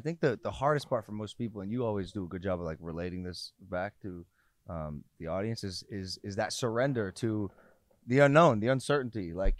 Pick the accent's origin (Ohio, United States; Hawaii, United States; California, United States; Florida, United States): Ohio, United States; I'm from Ohio.